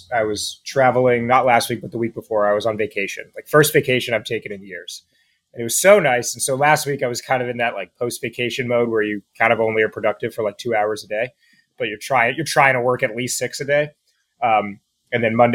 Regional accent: New York, United States; moved away as an adult; also born or lived in West Coast; I'm in New York, and I grew up in New York

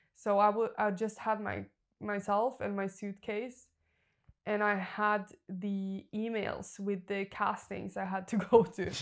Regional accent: Norway; moved away; I'm from Norway.

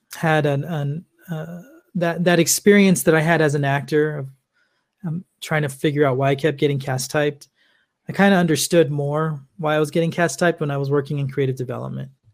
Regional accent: Los Angeles, California, United States; I'm originally from Los Angeles, California

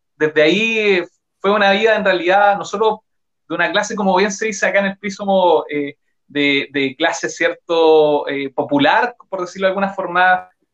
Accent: Santa Bárbara, Biobío, Chile; moved away as an adult; also born or lived in Los Ángeles / Concepción; yo nací y criado en Santa Bárbara, nací en Santa Bárbara

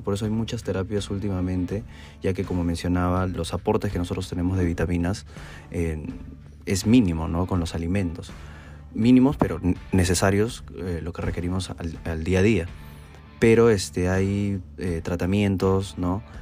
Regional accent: Tacna, Peru; soy de la ciudad de Tacna y soy médico egresado de la Universidad Privada de Tacna

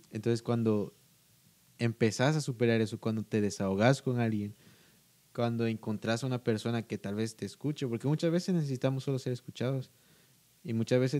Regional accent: Guatemala; pues creo que todos saben que soy de Guatemala, eh, por mi verdad. No hablo como guatemalteco, pero...

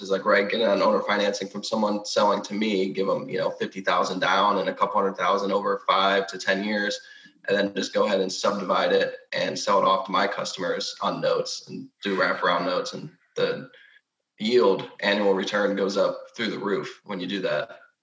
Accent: Rochester, Michigan, United States; now in Texas, United States; I'm currently in Michigan, my hometown, Rochester. I live in Texas

